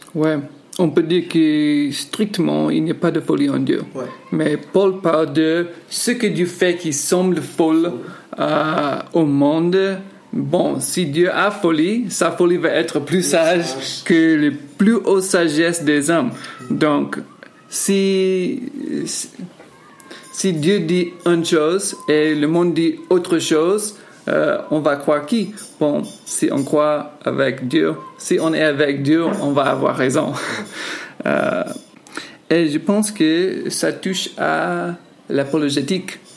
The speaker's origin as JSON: {"language": "French", "country": "United States", "moved": "yes", "lives_now": "Yaoundé, Cameroon", "said": "je suis américain"}